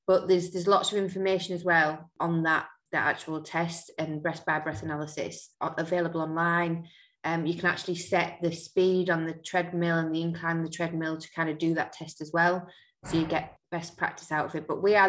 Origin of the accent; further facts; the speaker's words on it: Yorkshire and the Humber, United Kingdom; I'm from North Yorkshire.